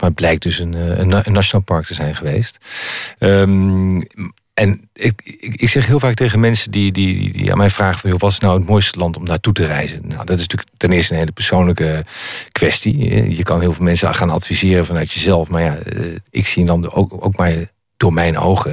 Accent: Netherlands; als Nederlander

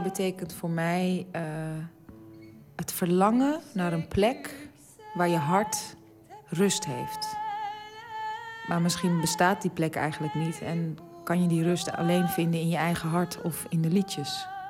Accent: Amsterdam, North Holland, Netherlands; ik ben gewoon geboren in Amsterdam. En ik voel me ook zeker echt een, een Amsterdamse

